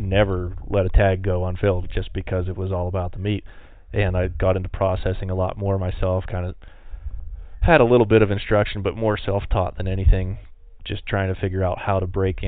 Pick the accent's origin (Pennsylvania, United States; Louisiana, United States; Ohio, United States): Pennsylvania, United States; now in Montana, United States; originally growing up in Pennsylvania, it was super cool